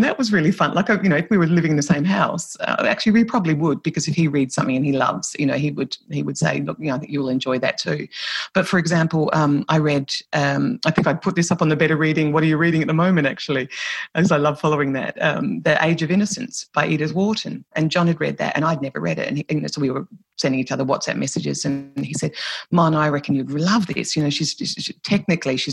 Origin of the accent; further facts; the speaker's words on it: Australia; accent: Australian; moved away as an adult; now in Ireland; I'm Irish Australian because I have dual nationality